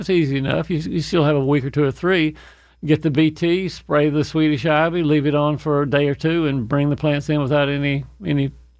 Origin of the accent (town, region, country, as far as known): Fayette County, Georgia, United States; born or raised there